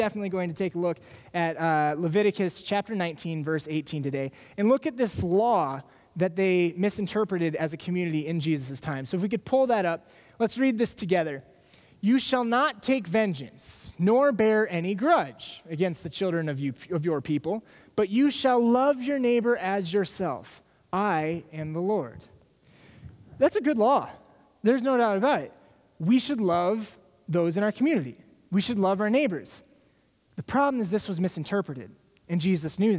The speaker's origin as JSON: {"language": "English", "town": "Des Moines", "region": "Iowa", "country": "United States", "tie": "born or raised there", "moved": "yes", "lives_now": "Minnesota, United States", "said": "I grew up in Des Moines. I'm not from the Twin Cities."}